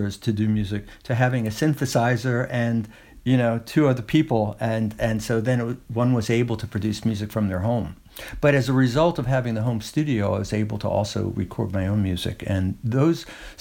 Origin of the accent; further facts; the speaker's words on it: New York City, New York, United States; moved away as an adult; now in Woodstock, United States; I was born in Brooklyn and lived a good deal of my life in New York City.